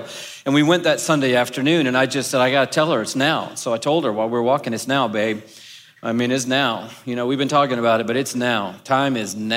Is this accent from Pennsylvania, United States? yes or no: no; Atlanta, Georgia, United States; also born or lived in Texas; I'm from Atlanta